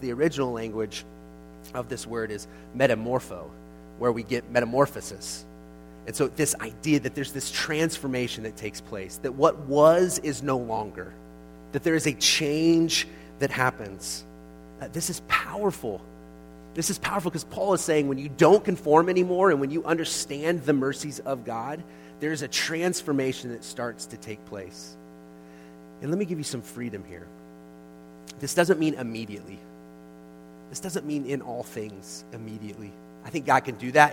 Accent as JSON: {"language": "English", "country": "United States"}